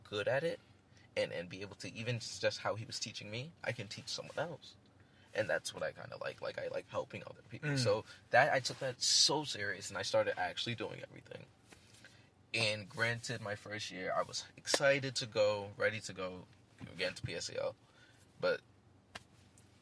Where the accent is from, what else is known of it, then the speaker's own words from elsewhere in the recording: New York City, New York, United States; I'm from Queens. I'm like the Queens guy.